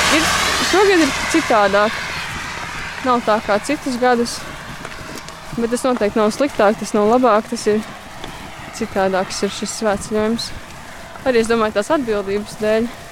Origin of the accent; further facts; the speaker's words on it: Aizpute, South Kurzeme Municipality, Latvia; also born or lived in Liepāja; no aizpūtas mācos uh, Liepājā